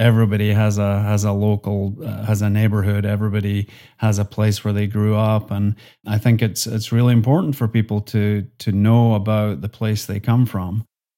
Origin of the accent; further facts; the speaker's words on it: Scotland, United Kingdom; accent: Highland and Lowland Scottish; my accent is a mixture of Highland Scottish and Lowland Scottish, which ends up being pretty similar to a Northern Irish accent.